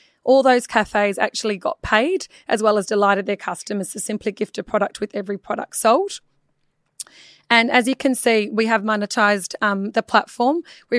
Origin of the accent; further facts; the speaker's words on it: Melbourne, Victoria, Australia; From Perth? Melbourne.